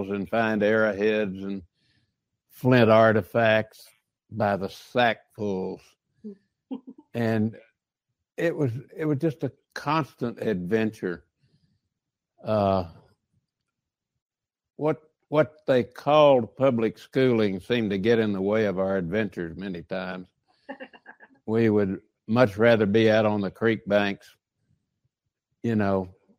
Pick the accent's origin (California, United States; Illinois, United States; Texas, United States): Texas, United States; Colorado City; I was fortunate enough to be reared in this small little town.